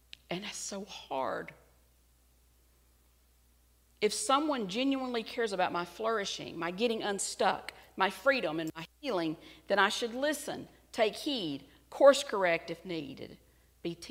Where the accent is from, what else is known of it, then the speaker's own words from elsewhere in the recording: United States; As an American